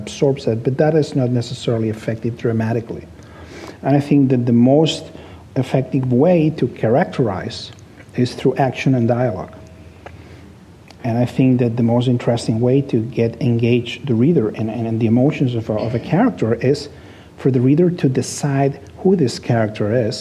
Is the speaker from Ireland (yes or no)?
no; Barcelona, Catalonia, Spain; English is a second language; I was born in Barcelona. I was raised there. I lived there most of my life. I'm a product of the city. It's my hometown